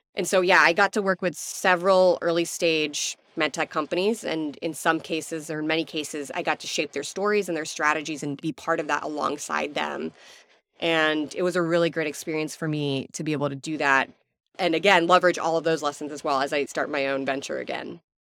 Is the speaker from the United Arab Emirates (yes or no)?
yes; Abu Dhabi, United Arab Emirates; now in Houston, United States; I was born and raised in Abu Dhabi